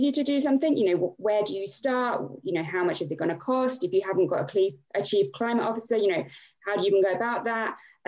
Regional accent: Milton Keynes, South East England, United Kingdom; born and bred in Milton Keynes.

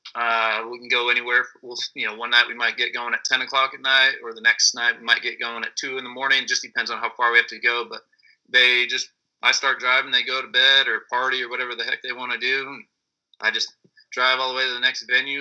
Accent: Cherry Valley, California, United States; I'm originally from Cherry Valley, but Beaumont is uh, kind of main riding spot out here.

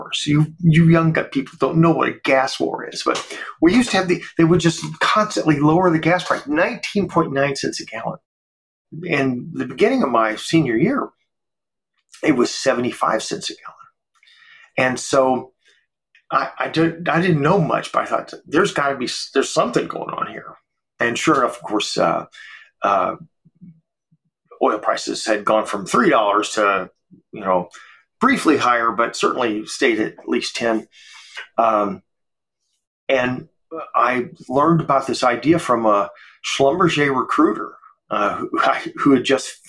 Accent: Georgia, United States; now in Texas, United States; I was born in Georgia

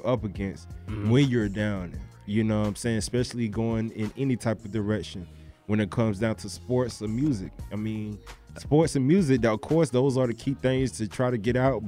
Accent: Broward County, Florida, United States; I'm from Broward

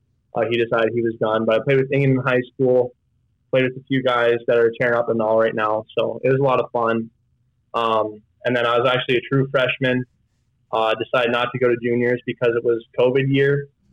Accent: Wasilla, Alaska, United States; moved away as an adult; now in Logan, United States; I'm from Alaska. I grew up in Wasilla.

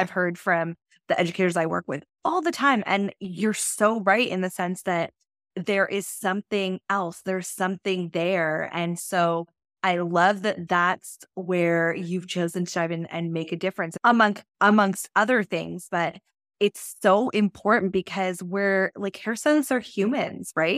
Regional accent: Canada; I'm Canadian

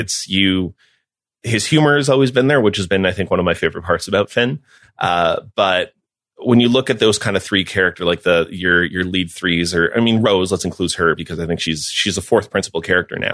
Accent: Mexico; moved away; I grew up in Mexico

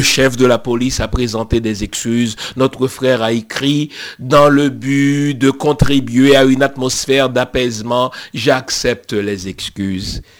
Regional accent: Haiti; je suis haïtien d'origine

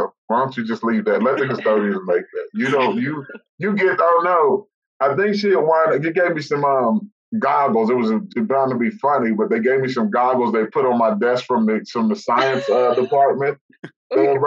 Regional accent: West Virginia, United States; moved away as an adult; now in Charlotte, United States; growing up in West Virginia

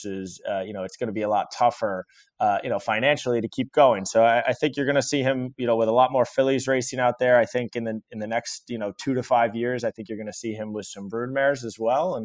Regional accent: Long Island, New York, United States; I grew up on Long Island

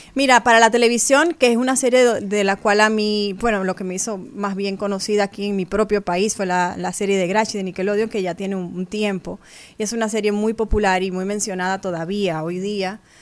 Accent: Dominican Republic; como dominicana puedo representar a mi país en esas plataformas fuera de mi tierra

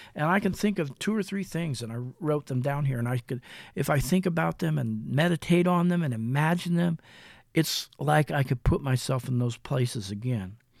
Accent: Mansfield, Ohio, United States; in my hometown of Mansfield in Lexington, Ohio

